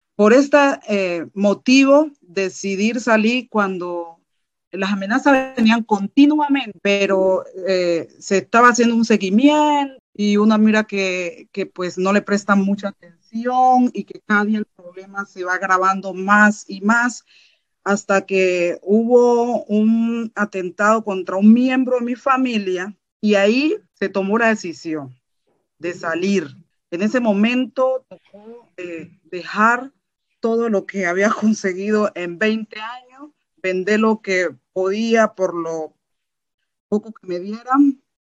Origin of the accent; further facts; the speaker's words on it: Colombia; moved away as an adult; also born or lived in Bogotá; now in Germany; mi país de origen, Colombia